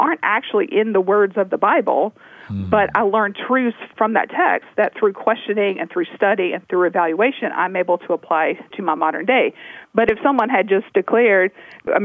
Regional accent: Tennessee, United States; I grew up in Tennessee, and so I'm familiar with a lot of rural towns throughout the South

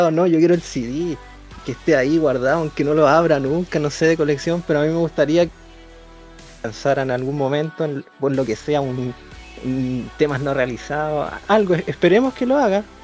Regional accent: Coquimbo, Chile; soy de Coquimbo, tengo 19 años

